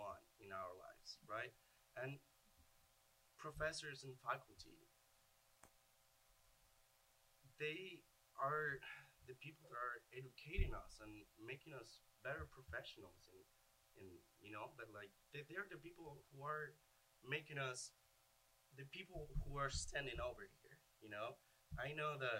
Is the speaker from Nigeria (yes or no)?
no; Venezuela; English is a second language; moved away as an adult; I am from Venezuela.